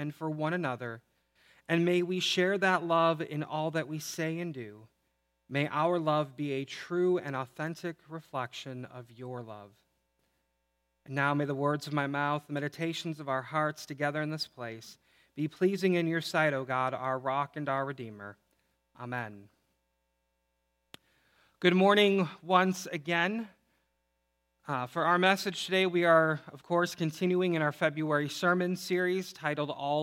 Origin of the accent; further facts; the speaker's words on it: outside Chicago, Illinois, United States; now in Michigan, United States; I grew up outside Chicago in the 90s